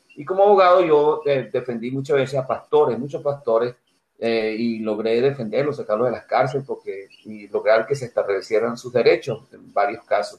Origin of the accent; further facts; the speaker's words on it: Altagracia de Orituco, Guárico, Venezuela; also born or lived in Tucupido, Guárico, Venezuela; now in United States; nací en un pueblito que llaman Tucupido al Llano, pero me crié en otro pueblito que llaman Altagracia Orituco, es en el centro de Venezuela